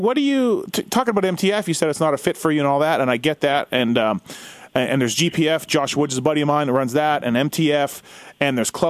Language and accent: English; Canada; I'm Canadian